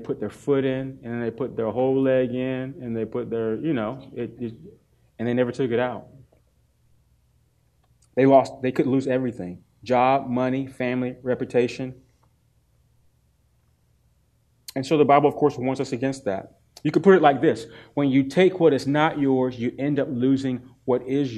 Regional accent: Durham, North Carolina, United States; I grew up in Durham, North Carolina, Smoking Central, Leggett and Myers

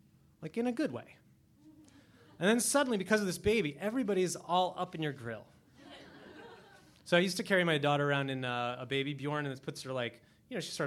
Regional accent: New York City, New York, United States; as a New Yorker

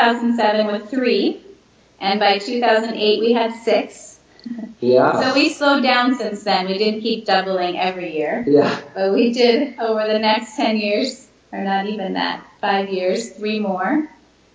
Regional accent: Alaska, United States; moved away; I grew up in Alaska. My parents were missionaries in Alaska, so I grew up as well in a wonderful Christian family

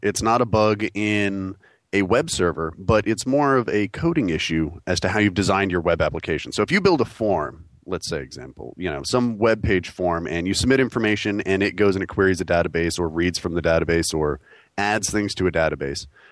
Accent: New York, United States; now in North Carolina, United States; I'm a New Yorker, born and bred

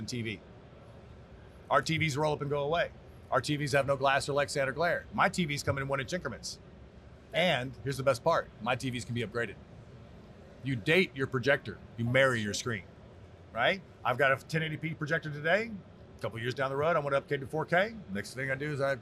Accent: Texas, United States; I'm from Texas

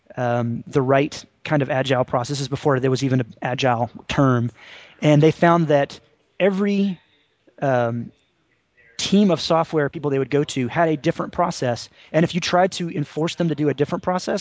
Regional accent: Tennessee, United States; now in North Carolina, United States; I live in North Carolina. I grew up in Tennessee

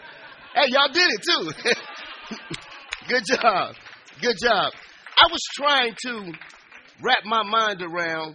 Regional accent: Chicago, Illinois, United States; moved away as an adult; also born or lived in San Antonio, Texas; I'm from the Inglewood in Chicago. I'm from the streets. I'm from the hood

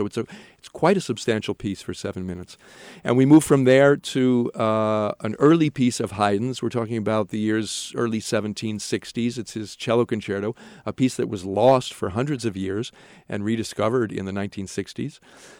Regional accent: Norwalk, Connecticut, United States; also born or lived in Hamburg, Germany; I grew up outside of New York in Norwalk, Connecticut. I've traveled for education and work to a lot of places. I studied in Germany, in Hamburg, for 3 years.

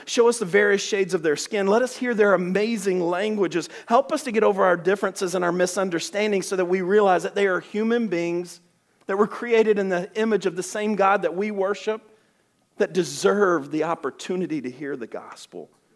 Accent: Alabama, United States; I'm from Alabama.

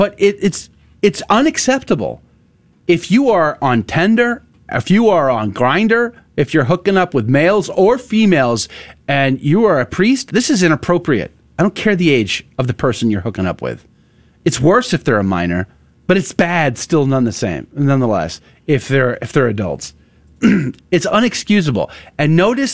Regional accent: United States; We're from America.

